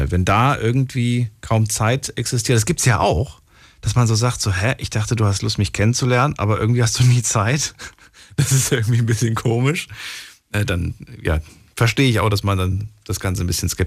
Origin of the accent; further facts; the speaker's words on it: Darmstadt, Hesse, Germany; Äh, ich bin aus Darmstadt, aus Hessen.